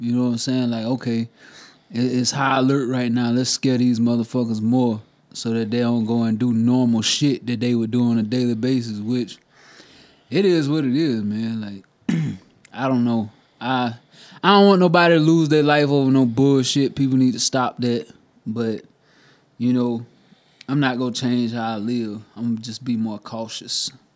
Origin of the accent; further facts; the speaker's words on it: South Carolina, United States; Growing up in South Carolina my whole life